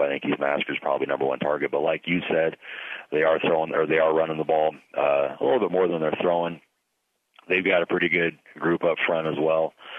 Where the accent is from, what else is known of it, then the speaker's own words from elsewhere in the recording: Pleasanton, Nebraska, United States; now in Ogallala, United States; I grew up in Pleasanton